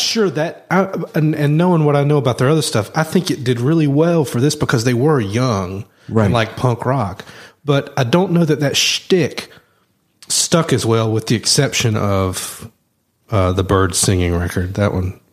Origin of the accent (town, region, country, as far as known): the South, United States; accent: southern